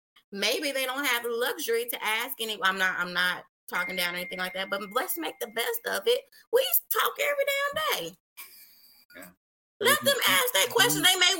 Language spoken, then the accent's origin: English; Richmond, Virginia, United States; I'm from Richmond, which is the capital, you know, it's a little thugged out